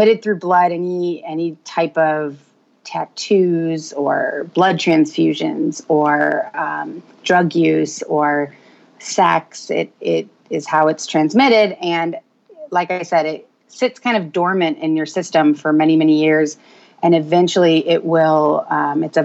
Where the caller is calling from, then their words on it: Roswell, Georgia, United States; also born or lived in Tucson, Arizona; I am calling from Roswell, Georgia